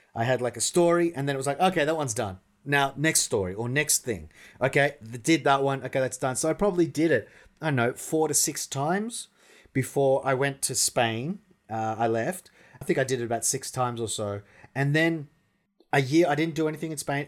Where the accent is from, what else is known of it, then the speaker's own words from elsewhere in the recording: Australia; moved away as an adult; now in Russia; I'm from Australia